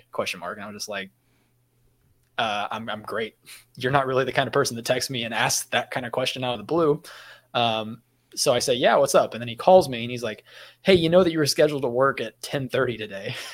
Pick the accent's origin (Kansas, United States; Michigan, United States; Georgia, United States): Kansas, United States; now in Florida, United States; because garage sales are big in the area that I come from. I'm from Kansas